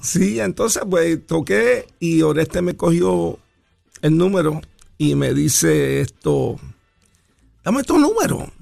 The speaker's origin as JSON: {"language": "Spanish", "region": "New York", "country": "United States", "tie": "born or raised there", "said": "yo me crié en el, en el Bronx, que todavía tengo un apartamento en el Bronx."}